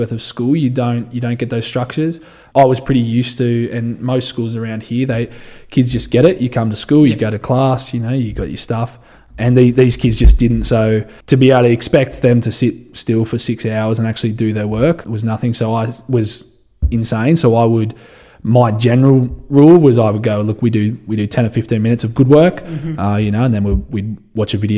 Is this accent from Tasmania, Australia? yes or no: no; Dubbo, New South Wales, Australia; also born or lived in Canada / Alice Springs; I grew up in Dubbo, you know, spent a little bit of time over in Canada, but that's the only time I've spent away from here.